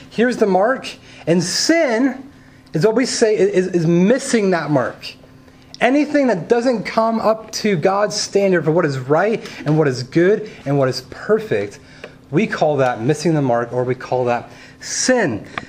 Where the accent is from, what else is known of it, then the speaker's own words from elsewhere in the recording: California, United States; I grew up in California where you can play outside 330 days of the year.